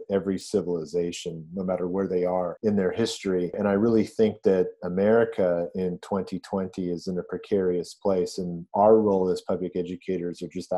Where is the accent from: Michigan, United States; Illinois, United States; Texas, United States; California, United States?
California, United States; Los Angeles; also born or lived in Hong Kong; I moved to California when I was 8 years old